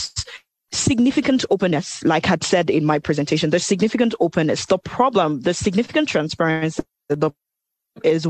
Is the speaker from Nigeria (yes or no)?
yes; Nigeria; I'm speaking as a Nigerian